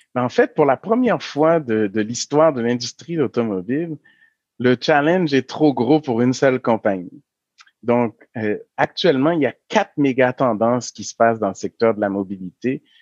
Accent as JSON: {"language": "French", "region": "Quebec", "country": "Canada", "said": "nous, en tant que Québécois"}